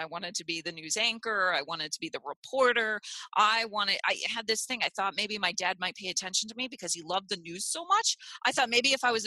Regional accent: Clearwater, Florida, United States; also born or lived in Cleveland; now in Naples, United States; I grew up in Clearwater Beach.

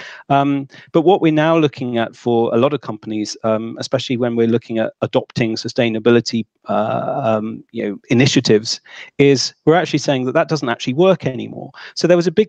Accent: United Kingdom; I'm from Britain

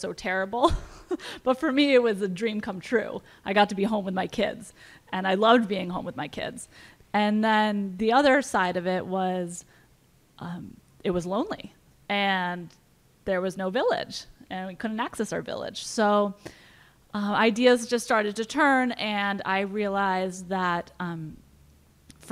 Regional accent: New London, Connecticut, United States; I'm from New London

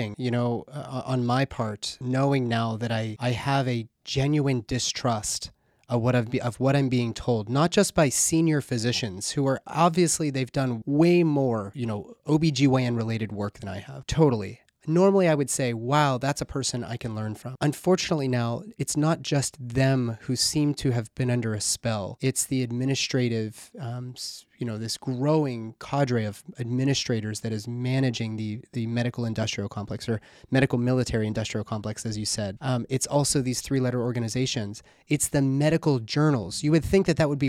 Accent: Pittsburgh, Pennsylvania, United States; now in Louisville, United States; my hometown is in Pittsburgh

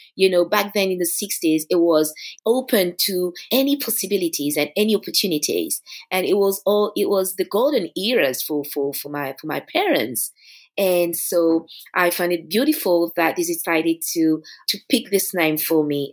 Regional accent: Paris, Île-de-France, France; it's my hometown. You know, I was born here, I grew up in Paris

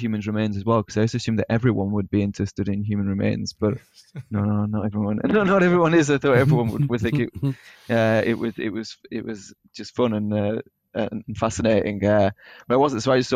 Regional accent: Burnley, North West England, United Kingdom; Originally from Burnley in East Lancashire

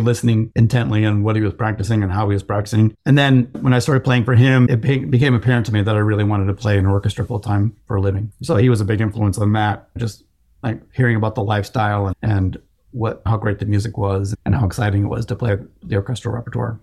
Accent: Chicago, Illinois, United States; moved away; I'm from the Chicago area

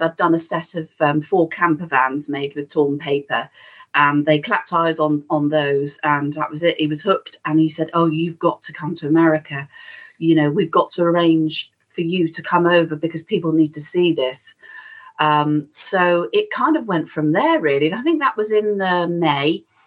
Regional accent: Shrewsbury, West Midlands, United Kingdom; born or raised there

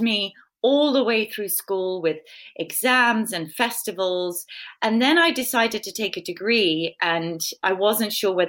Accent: England, United Kingdom; I'm British

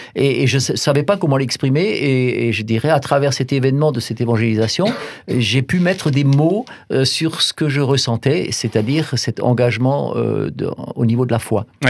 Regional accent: Alsace Bossue, Grand Est, France; j'ai grandi en Alsace-Bossu, dans un tout petit village

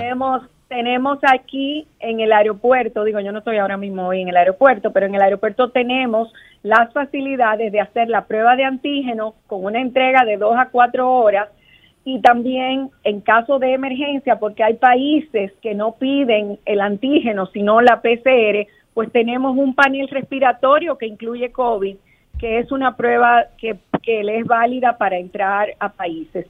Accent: Dominican Republic

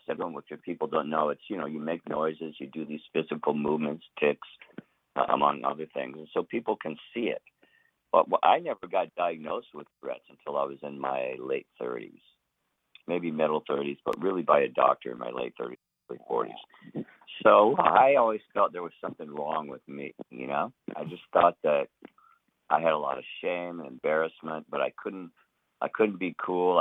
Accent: the South, United States; growing up in the South

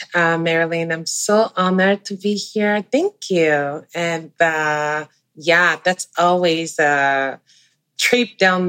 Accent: Cameroon; now in Canada; I'm originally from Central Africa, a country called Cameroon. It's bilingual like Canada, with French and English as the main languages. I immigrated here a little over 12 years ago

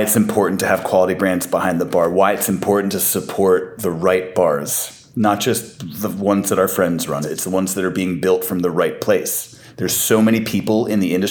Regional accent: New York City, New York, United States; moved away as an adult; now in Los Angeles, United States; I'm born and raised in New York City

